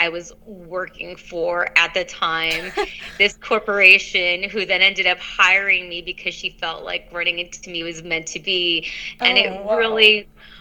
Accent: Los Angeles, California, United States; they met in Los Angeles, and that's where I was born.

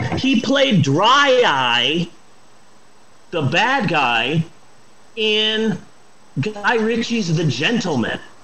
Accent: United States; Me being an American

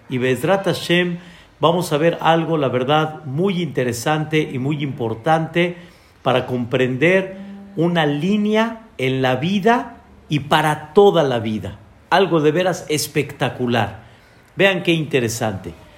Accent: Mexico; como decimos nosotros aquí en México

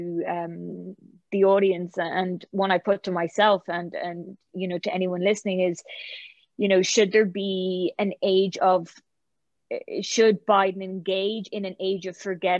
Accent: Ireland; moved away; also born or lived in Oxford; being Irish during that time

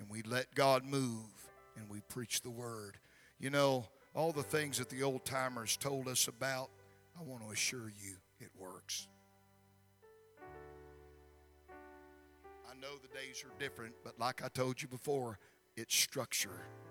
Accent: Gulfport, Mississippi, United States; the city of Gulfport, which is my hometown

